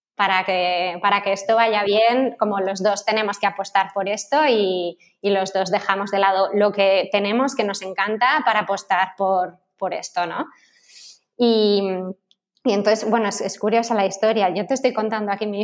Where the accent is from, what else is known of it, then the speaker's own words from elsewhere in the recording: Madrid, Community of Madrid, Spain; moved away as an adult; now in Barcelona, Spain; yo soy de Madrid